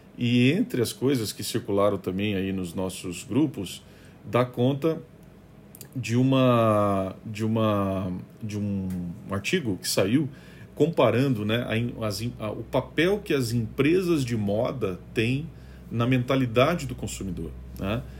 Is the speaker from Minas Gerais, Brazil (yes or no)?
no; Curitiba, Paraná, Brazil; eu sou de Curitiba, a gente historicamente tem um, um, um, um trato né, com as questões de reciclagem